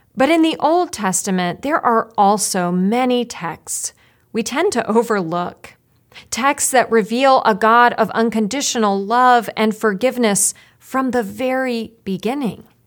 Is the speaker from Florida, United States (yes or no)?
no; Roanoke, Virginia, United States; moved away; I grew up in Roanoke, Virginia